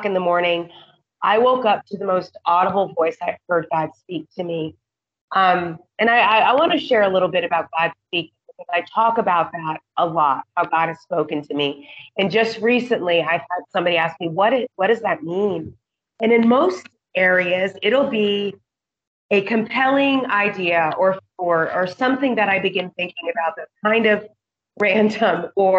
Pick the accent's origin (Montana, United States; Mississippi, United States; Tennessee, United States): Montana, United States; moved away as an adult; now in Indonesia; I'm from Montana where we hike and we boat